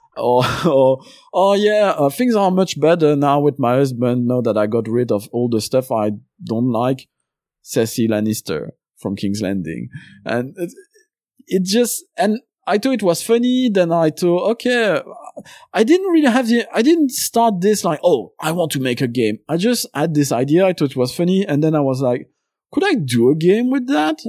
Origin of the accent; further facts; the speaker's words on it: Belgium; first language French; English is a second language; now in London, United Kingdom; I was born in Belgium. Uh, my first language is French